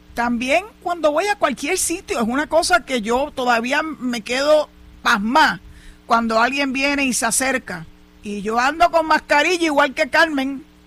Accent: Puerto Rico

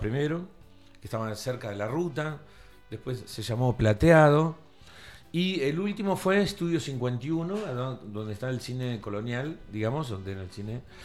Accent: Tandil, Buenos Aires Province, Argentina; moved away as an adult; also born or lived in Cariló; soy de Tandil

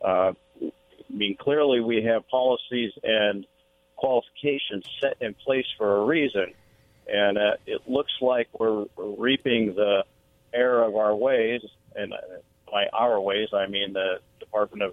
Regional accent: Sedro-Woolley, Washington, United States; Cedro Woolley is my hometown

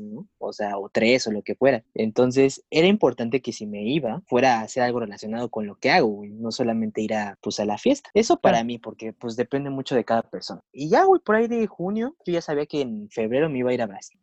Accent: Mexico City, Mexico; also born or lived in São Paulo, Brazil; soy de la Ciudad de México

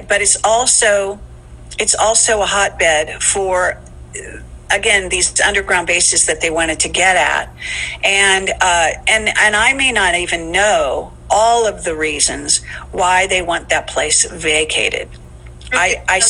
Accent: Silicon Valley, California, United States; also born or lived in Palo Alto, California / Sonoma, California; I grew up there. I grew up in, you know, I was born in Palo Alto. I grew up in Silicon Valley

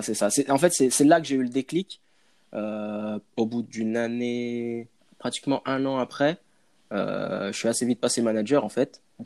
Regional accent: Villeurbanne, Auvergne-Rhône-Alpes, France; moved away as an adult; now in Canada; je suis né à Villeurbanne, Lyon

